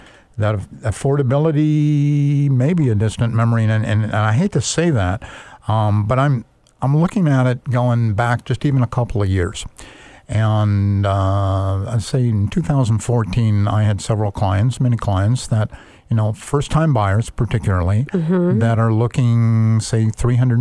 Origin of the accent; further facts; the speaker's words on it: Bothell, Washington, United States; also born or lived in Kirkland, Washington; most noticeably in areas like Bothell, where I grew up